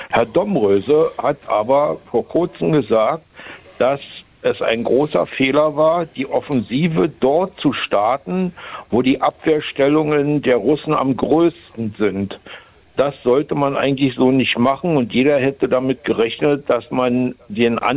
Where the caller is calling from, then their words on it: Berlin, Germany; Ich komme aus Berlin.